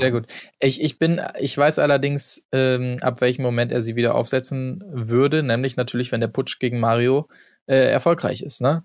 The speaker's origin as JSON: {"language": "German", "region": "Hamburg", "country": "Germany", "said": "wir sind halt auch Hamburger"}